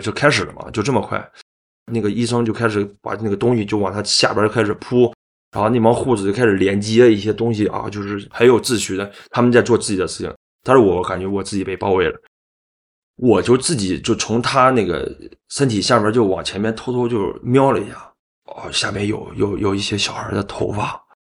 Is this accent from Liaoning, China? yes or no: yes; Liaoning, China; now in Hangzhou, China; 我是辽宁人，我是一个摄影师